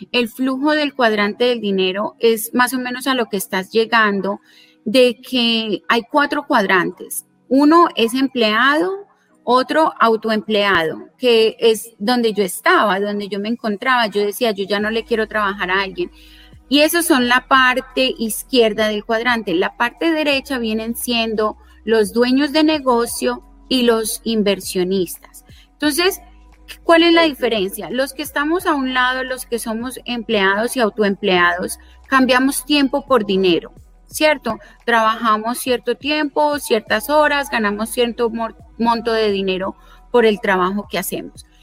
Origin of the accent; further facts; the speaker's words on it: Colombia; also born or lived in South Florida, United States; now in Florida, United States; originalmente soy de Colombia